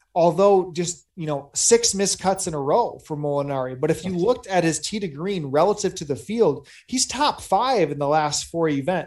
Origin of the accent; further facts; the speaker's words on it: Sarasota, Florida, United States; here in Sarasota, my hometown